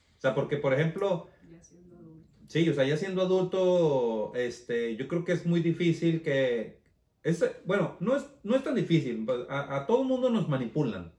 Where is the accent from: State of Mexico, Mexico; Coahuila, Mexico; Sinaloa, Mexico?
Coahuila, Mexico; Torreón; moved away as an adult; yo salí huyendo de Torreón, Coahuila